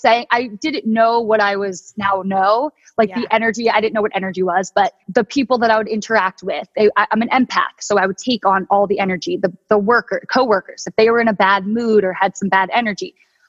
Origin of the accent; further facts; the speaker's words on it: Delaware, United States; moved away as an adult; now in San Diego, United States; I'm originally from Delaware